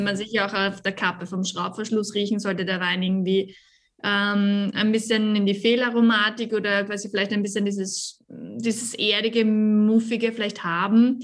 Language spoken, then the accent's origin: German; Carnuntum, Lower Austria, Austria; Ich bin aus dem Niederösterreich